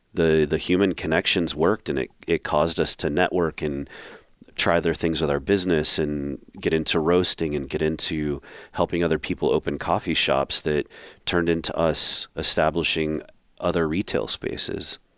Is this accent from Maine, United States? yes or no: no; Rhode Island, United States; moved away; I grew up in Rhode Island